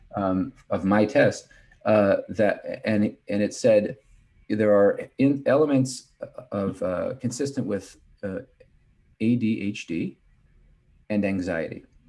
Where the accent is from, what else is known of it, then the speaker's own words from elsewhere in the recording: Kansas City, United States; moved away as an adult; also born or lived in Cleveland, Ohio; I'm from Kansas City